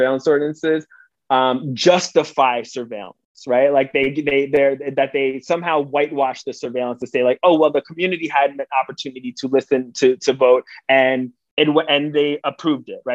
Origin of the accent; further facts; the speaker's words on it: New York City, New York, United States; As a New Yorker, as an advocate